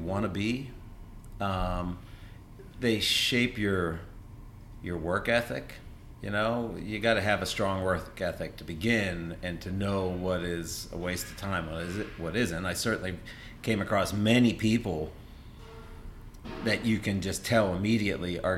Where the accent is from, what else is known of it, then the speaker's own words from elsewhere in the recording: Pittsburgh, Pennsylvania, United States; also born or lived in Burlington, Vermont; now in Vermont, United States; Born and raised in Pittsburgh